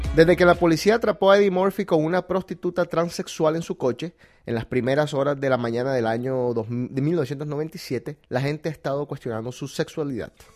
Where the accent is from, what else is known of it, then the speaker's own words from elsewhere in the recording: Colombia; yo soy colombiano